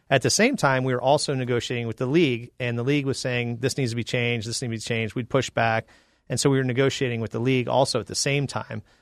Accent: Phoenix, Arizona, United States; also born or lived in Illinois / Georgia; I'm from Illinois, but I grew up in North Phoenix since I was five.

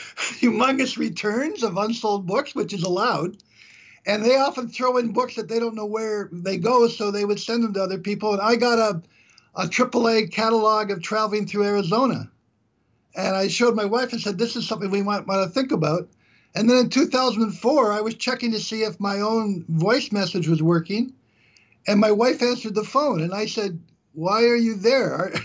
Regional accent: Canada; I'm from Canada.

